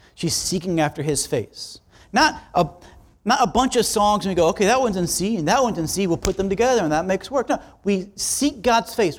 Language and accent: English; South Florida, United States; I'm from South Florida